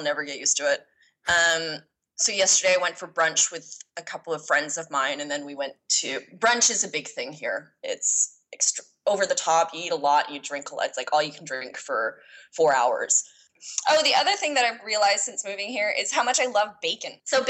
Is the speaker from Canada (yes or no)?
yes; Canada; moved away as an adult; now in Dubai, United Arab Emirates; I'm Irish. I work in PR and I am Canadian.